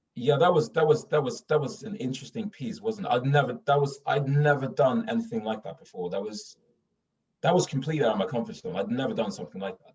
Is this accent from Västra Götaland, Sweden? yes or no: no; Stockholm, Stockholm County, Sweden; accent: Stockholm; moved away as an adult; now in London, United Kingdom; I'm I'm from Stockholm. I grew up in Stockholm.